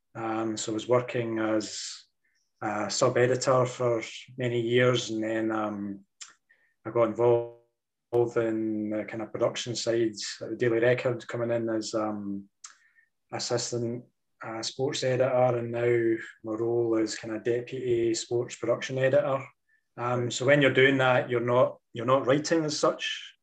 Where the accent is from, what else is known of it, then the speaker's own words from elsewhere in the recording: Dundee, Scotland, United Kingdom; I was kind of born and raised in Dundee